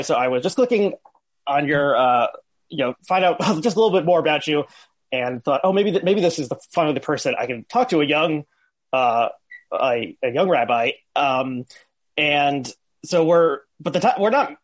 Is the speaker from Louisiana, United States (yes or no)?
no; northern New Jersey, United States; So I went to uh, public school, but a like Hebrew after school three times a week in a uh, conservative congregation in northern New Jersey.